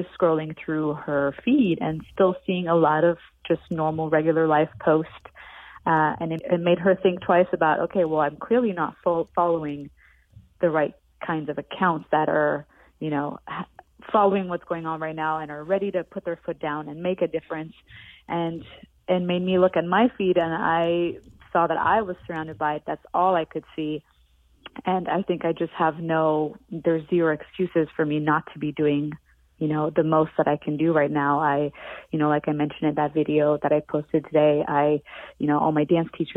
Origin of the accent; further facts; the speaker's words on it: Montreal, Quebec, Canada; moved away; coming from Montreal